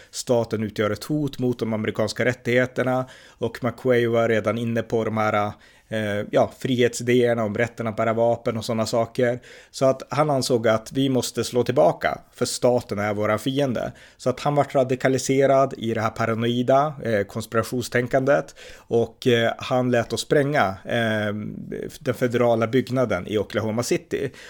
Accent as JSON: {"language": "Swedish", "country": "Sweden", "said": "vi svenskar är fostrade i att tro att vapen är dåligt"}